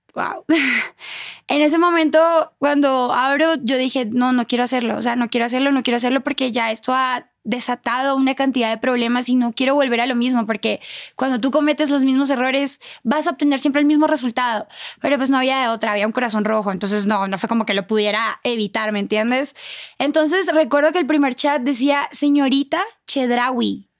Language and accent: Spanish; Cúcuta, Norte de Santander, Colombia; moved away as an adult; also born or lived in Bogotá, Colombia / Cuernavaca, Mexico / Mexico City, Mexico; en Cúcuta, de donde yo soy